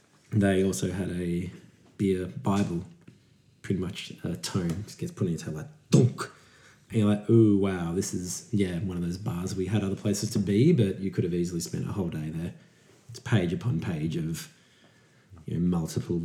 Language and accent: English; Australia; I'm from Australia